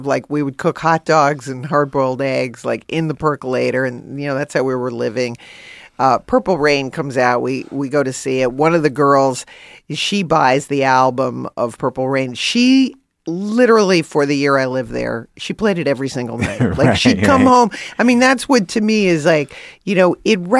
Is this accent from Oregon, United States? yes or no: no; New York, United States; growing up in Queens